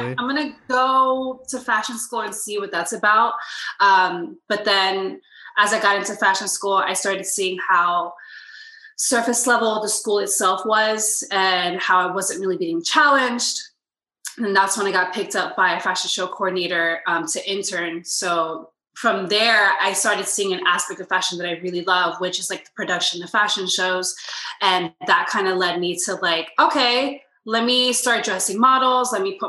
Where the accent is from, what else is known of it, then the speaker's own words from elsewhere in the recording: Miami, Florida, United States; also born or lived in Puerto Rico / Lakeland, United States; So I was born in Miami. And I kind of started just jumping around between Miami, Puerto Rico, and then Central Florida, Lakeland to be specific.